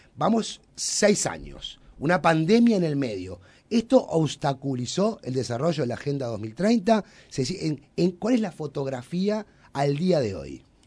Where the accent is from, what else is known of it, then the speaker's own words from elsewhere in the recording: Uruguay; nosotros, los uruguayos